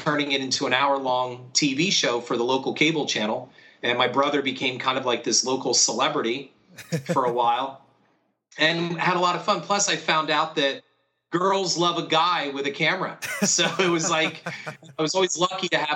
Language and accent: English; Stroudsburg, Pennsylvania, United States; also born or lived in Easton, Pennsylvania; I was raised in Stroudsburg, Pennsylvania, which is right at the gateway of the Poconos